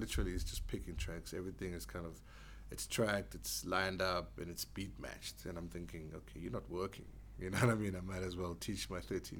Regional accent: Soweto, Gauteng, South Africa; I had to go to school, like any other kid growing up in Diepkloof and Soweto.

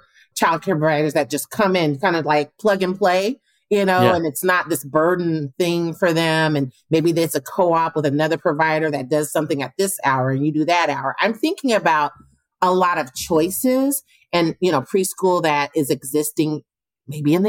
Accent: Portland, Oregon, United States; I'm from Portland, you know, went to Grant High School

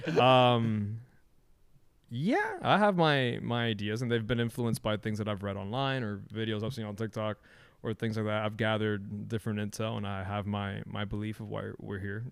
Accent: Miami, Florida, United States; living in, and growing up in Miami

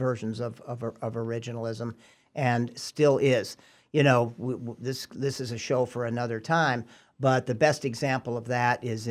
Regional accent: California, United States; when I was growing up in California

